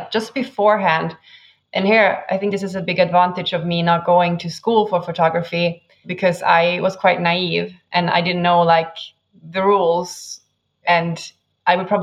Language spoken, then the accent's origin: English; northern Sweden, Sweden; moved away as an adult; I'm from Sweden